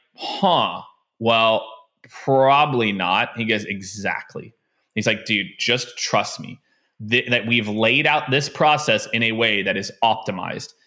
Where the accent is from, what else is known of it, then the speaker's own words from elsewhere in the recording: Kansas City, Missouri, United States; moved away as an adult; also born or lived in Tampa / Phoenix / San Francisco / New York; I grew up in Kansas City